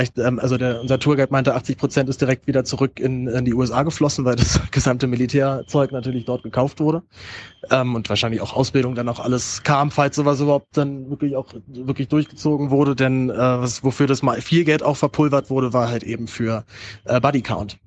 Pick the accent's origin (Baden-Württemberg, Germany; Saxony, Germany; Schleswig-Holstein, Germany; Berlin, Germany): Berlin, Germany; meine Heimatstadt Berlin